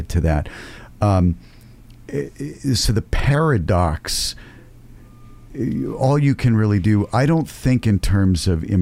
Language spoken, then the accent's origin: English; United States; because I'm from America